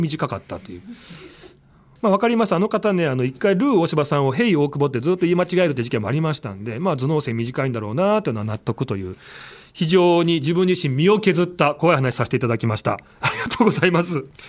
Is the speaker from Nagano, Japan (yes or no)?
yes; Nagano, Japan; moved away; 僕らね、あの長野出身、幼馴染だったんで